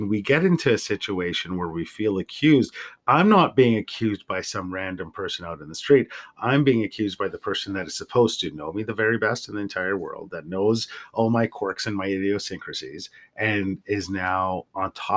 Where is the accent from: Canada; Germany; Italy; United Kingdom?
Canada; Central Alberta; I grew up in Central Alberta in the 80s and early 90s